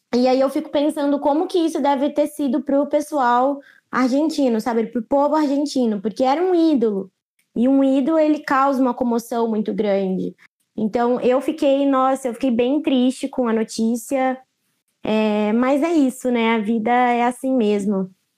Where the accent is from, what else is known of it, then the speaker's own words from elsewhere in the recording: Brazil; eu sou brasileira